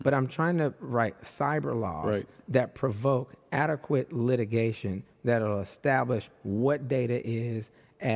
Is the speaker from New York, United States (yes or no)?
no; Detroit, Michigan, United States; moved away; I'm just this little poor black kid, poor queer black kid from, I'm from Detroit originally